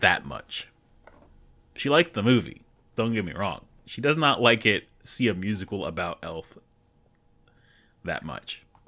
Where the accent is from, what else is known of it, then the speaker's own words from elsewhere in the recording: United States; as an American man